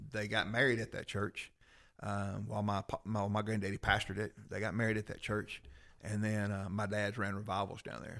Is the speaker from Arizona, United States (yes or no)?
no; Rome, Georgia, United States; I grew up in Rome. I went to Coosa.